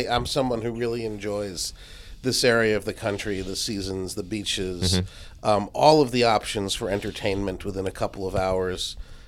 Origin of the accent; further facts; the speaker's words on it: Westport, Connecticut, United States; moved away as an adult; also born or lived in Trumbull, Connecticut; in addition to being adorable, I grew up in Connecticut. I'm a Connecticut guy. Grew up in Trumbull and Westport, Staples High School, class of 92, go Wreckers.